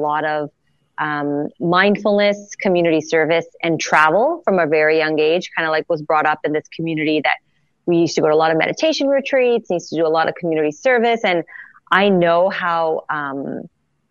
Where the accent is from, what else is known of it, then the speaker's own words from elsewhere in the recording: Montreal, Quebec, Canada; Born and raised in Montreal, Canada.